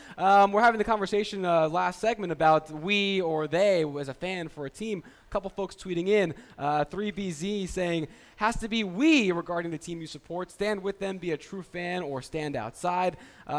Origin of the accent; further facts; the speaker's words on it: New York area, United States; moved away; say I grew up in the New York area.